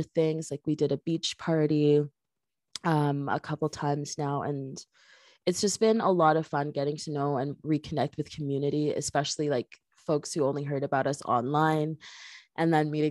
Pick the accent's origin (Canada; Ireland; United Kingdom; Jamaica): Jamaica; I'm Jamaican and I've always been around Jamaican culture my whole life, all my uncles